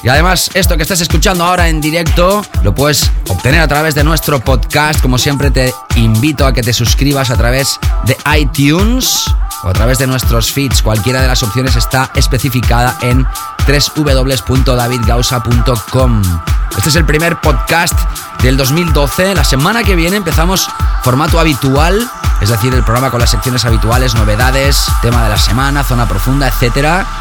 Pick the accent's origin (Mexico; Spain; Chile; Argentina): Spain; Barcelona, Catalonia; soy residente semanal en mi ciudad natal. Hablamos de The Family Music Club en Barcelona